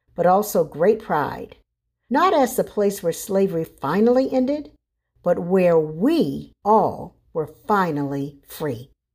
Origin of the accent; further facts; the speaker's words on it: Charleston, South Carolina, United States; moved away as an adult; also born or lived in West Virginia; now in Texas, United States; my hometown of Charleston, South Carolina